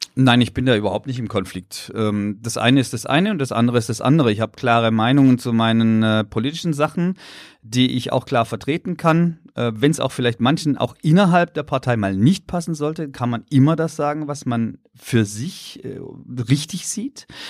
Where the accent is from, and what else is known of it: Pforzheim, Baden-Württemberg, Germany; born or raised there